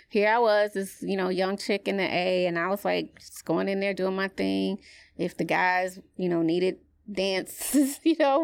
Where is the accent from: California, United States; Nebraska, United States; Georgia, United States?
Georgia, United States; Atlanta; growing up in Atlanta